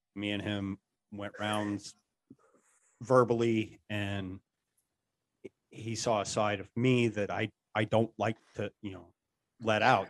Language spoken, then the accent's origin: English; Gillette, Wyoming, United States; Gillette, Wyoming.